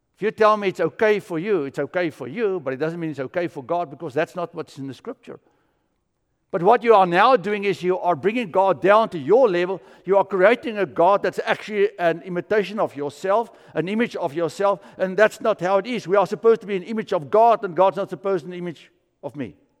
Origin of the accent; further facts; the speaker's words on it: South Africa; moved away; I grew up in South Africa and we would build fires in the bush felt